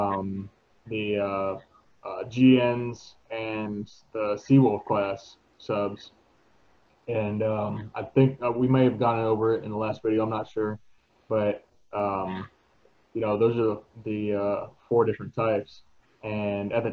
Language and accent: English; Florida, United States; moved away as an adult; also born or lived in Washington; I grew up in Florida